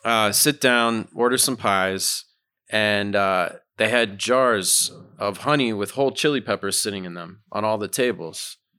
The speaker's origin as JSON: {"language": "English", "region": "Massachusetts", "country": "United States", "tie": "born or raised there", "moved": "as an adult", "lives_now": "Brooklyn, United States", "said": "I grew up in Massachusetts."}